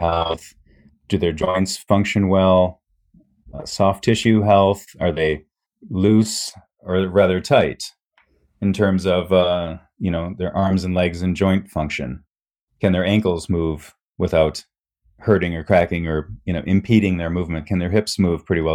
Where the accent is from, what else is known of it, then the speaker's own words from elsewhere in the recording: Midwest, United States; moved away as an adult; also born or lived in Japan; growing up in the Midwest.